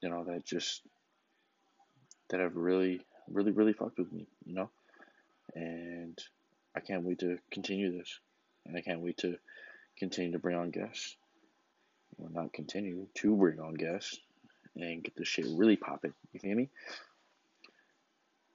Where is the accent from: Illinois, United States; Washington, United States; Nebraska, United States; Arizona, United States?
Arizona, United States; Tucson; my hometown, home city, Tucson